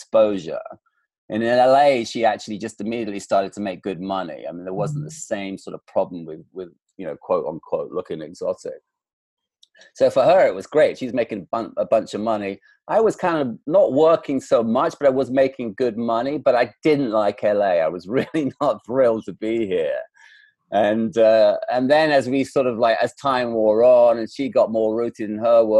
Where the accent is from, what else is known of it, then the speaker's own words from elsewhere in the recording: England, United Kingdom; now in Los Angeles, United States; this very Scottish name and being an Englishman to boot